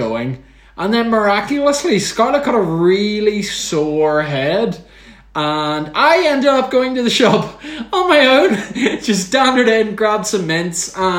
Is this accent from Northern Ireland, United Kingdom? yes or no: yes; Northern Ireland, United Kingdom; I think I can speak for most Northern Irish people out there who listen to this.